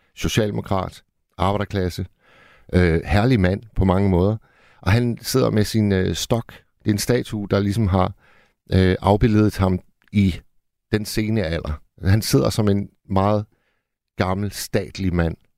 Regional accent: Hirtshals, North Denmark Region, Denmark; moved away; i Hirtshals, hvor jeg voksede op

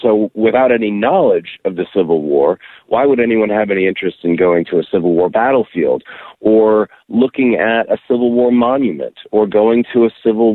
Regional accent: Austin, Texas, United States; my hometown of Austin and at the University of Texas

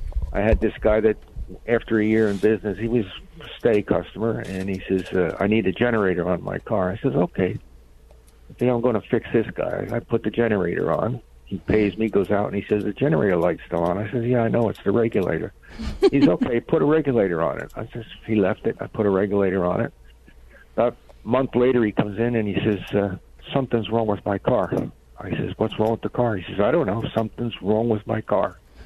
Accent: New York, United States; moved away as an adult; I'm a transplant from New York State in 1962.

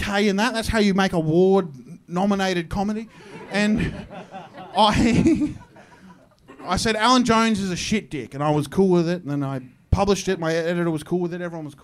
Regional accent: Queensland, Australia; I'm from Queensland

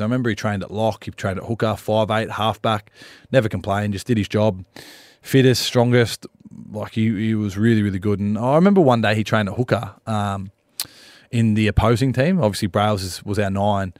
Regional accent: Wollongong, New South Wales, Australia; also born or lived in Cronulla; I'm from Wollongong

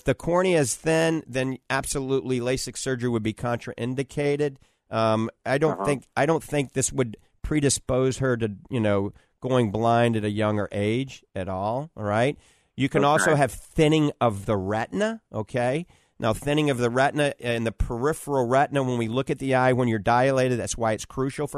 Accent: New Orleans, Louisiana, United States; now in Tampa Bay, United States; I was born in New Orleans

